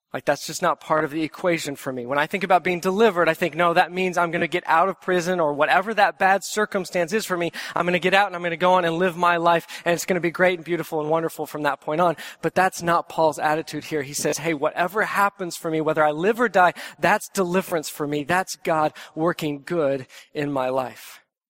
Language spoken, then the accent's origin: English; Texas, United States; moved away; as a Texan